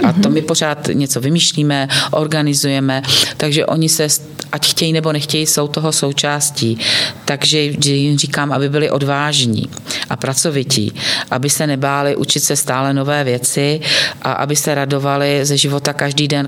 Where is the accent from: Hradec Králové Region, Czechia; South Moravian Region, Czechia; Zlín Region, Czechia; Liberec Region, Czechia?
Zlín Region, Czechia; Bystřice pod Hostýnem; pocházím z Bystřice pod Hostýnem, z toho Zlínského kraje